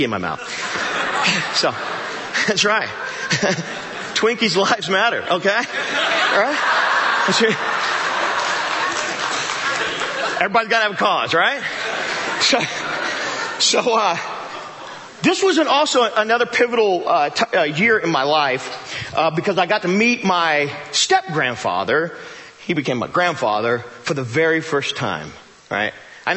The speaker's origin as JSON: {"language": "English", "town": "Joplin", "region": "Missouri", "country": "United States", "said": "I do radio in town, and I'm from Joplin"}